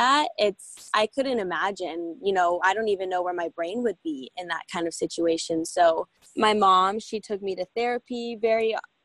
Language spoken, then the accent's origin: English; United States; I was born in Washington, grew up, you know, with my family